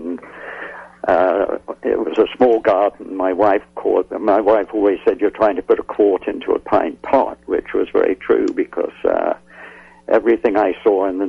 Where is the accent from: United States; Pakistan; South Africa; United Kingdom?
United Kingdom; England; moved away; When I was a youngster growing up in England